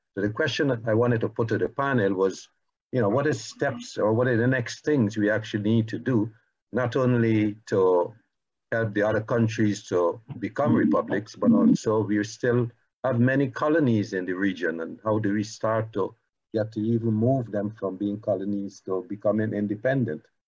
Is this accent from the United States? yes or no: no; Barbados